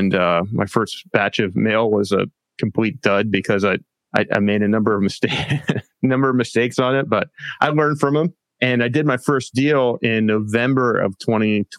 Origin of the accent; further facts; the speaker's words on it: Pennsylvania, United States; moved away as an adult; also born or lived in San Diego, California; now in Del Mar, United States; I'm from Pennsylvania originally. That's where I grew up, went to college out there.